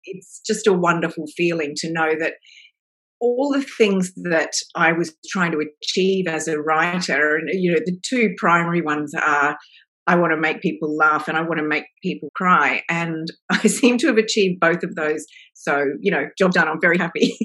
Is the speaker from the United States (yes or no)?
no; Australia; now in Melbourne, Australia; I am Australian